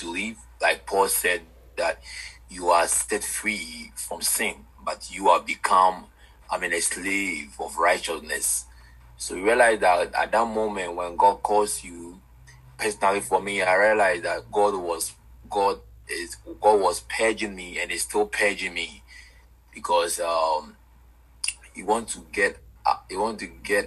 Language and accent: English; Ghana; I'm from Ghana, West Africa. I'm a Ghanaian by birth